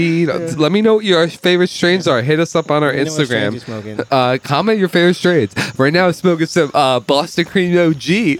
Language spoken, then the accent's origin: English; Ireland; As an Irish lover of last names, it's a great one.